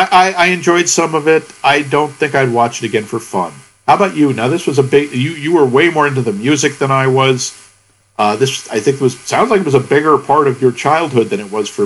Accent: United States

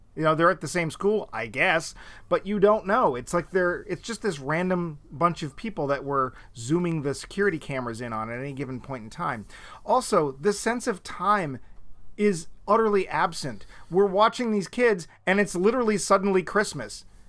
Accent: New England, United States; also born or lived in Florida; both of us are Northerners. We're both real mm. Yankees, i.e., we're from New England.

